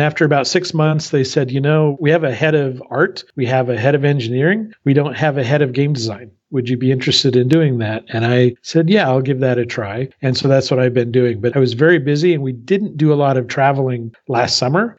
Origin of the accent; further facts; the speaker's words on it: Southern California, United States; moved away as an adult; also born or lived in Paris; now in Berlin, Germany; I grew up in Southern California